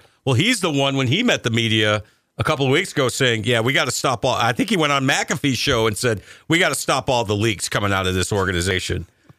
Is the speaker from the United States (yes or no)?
yes; New York, United States; I'm a New Yorker.